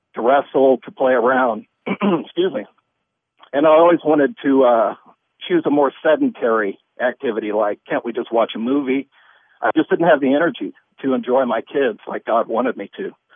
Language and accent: English; Missouri, United States; moved away; I'm from Missouri originally, and that's the show me state